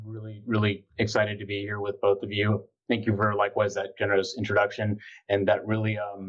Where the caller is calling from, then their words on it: Easton, Pennsylvania, United States; I'm calling from Easton, Pennsylvania. Right now, our state, I can say, is doing less bad than some others.